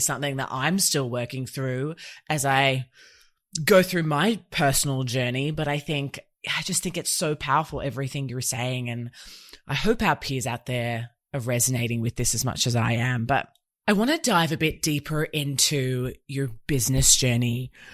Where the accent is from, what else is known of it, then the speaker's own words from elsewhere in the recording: Australia; I was born here in Oz